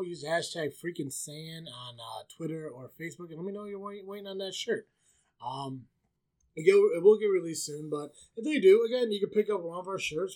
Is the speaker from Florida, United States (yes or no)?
no; Illinois, United States; I'm from Illinois, but not that shitty Chicago part